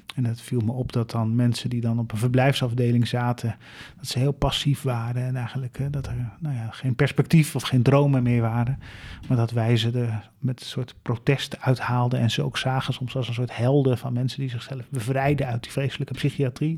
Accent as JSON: {"language": "Dutch", "town": "Leersum", "region": "Utrecht", "country": "Netherlands", "tie": "born or raised there", "said": "ik woon op de burgemeester"}